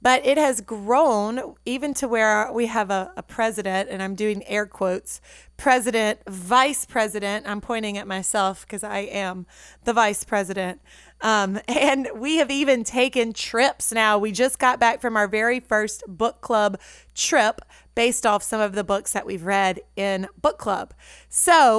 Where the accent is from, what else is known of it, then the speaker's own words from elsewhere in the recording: Natchez, Mississippi, United States; moved away; my hometown of Natchez